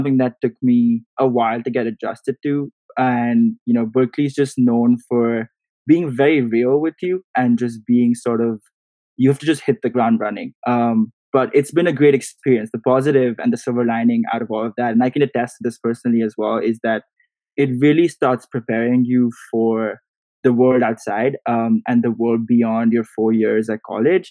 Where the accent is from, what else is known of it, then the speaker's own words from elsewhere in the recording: India; moved away as an adult; growing up in India